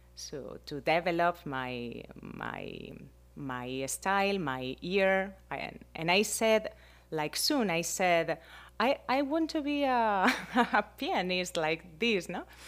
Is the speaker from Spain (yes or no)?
yes; Spain; English is a second language; moved away as an adult; now in Miami, United States; I am from Spain and I am right now, like, six years here